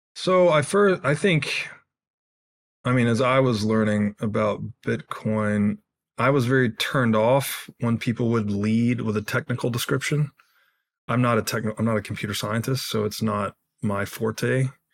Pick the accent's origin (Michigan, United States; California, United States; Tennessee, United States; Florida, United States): Tennessee, United States; I grew up in Tennessee